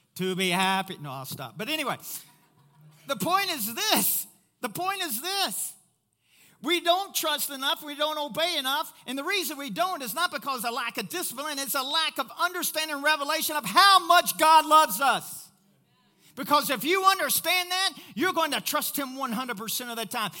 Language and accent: English; Kentucky, United States; I'm from Kentucky